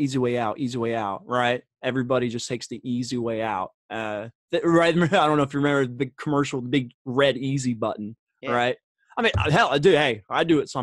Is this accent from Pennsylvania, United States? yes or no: no; Springfield, Massachusetts, United States; now in Indiana, United States; I was born and raised in Springfield, Mass.